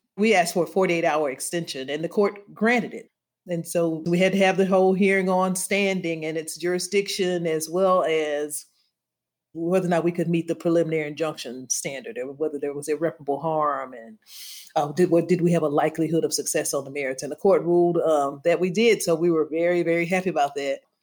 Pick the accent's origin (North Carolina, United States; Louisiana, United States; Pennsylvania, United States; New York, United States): Louisiana, United States; I grew up in Louisiana, I didn't go to the doctor. I was born at the charity hospital